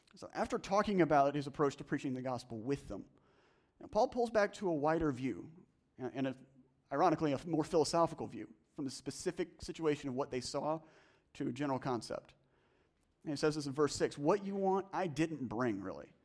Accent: the South, United States; I'm from the South

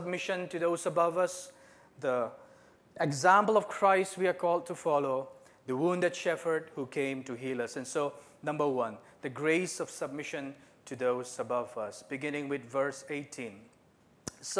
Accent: Northeast India, India; moved away as an adult; now in Japan; So I'm from Northeast India. I've been in Japan for the last 17 years.

